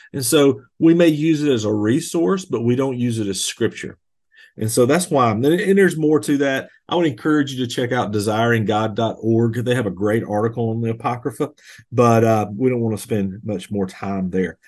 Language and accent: English; Bold Springs, Georgia, United States; I grew up in Bold Springs, Georgia, on a farm